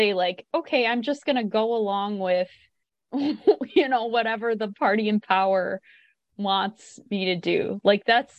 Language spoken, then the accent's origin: English; United States; as an American